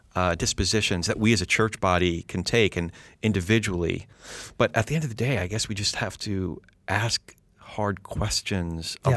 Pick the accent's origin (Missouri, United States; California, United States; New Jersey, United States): New Jersey, United States; I'm a Jew from Jersey